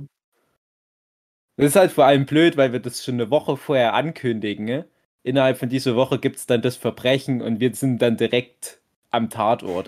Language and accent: German; Griesbach, Germany; in meinem Heimatdorf, dem winzig kleinen Ort Griesbach